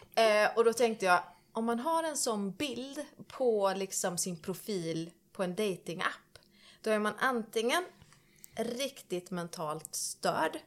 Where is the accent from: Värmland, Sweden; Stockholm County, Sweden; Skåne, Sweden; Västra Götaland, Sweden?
Västra Götaland, Sweden; Tanum; jag kommer ju från eh, Tanum, Strömstad. Mm -hmm. åt, det hållet. Eh, mellan där, på landet. Uppvuxen på en gård